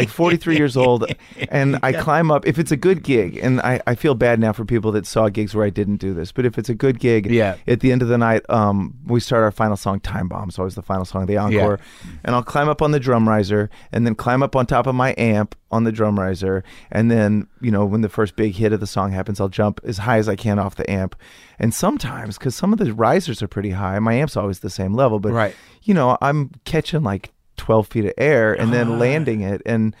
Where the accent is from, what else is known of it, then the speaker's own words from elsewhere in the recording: Highland Park, Texas, United States; growing up in Highland Park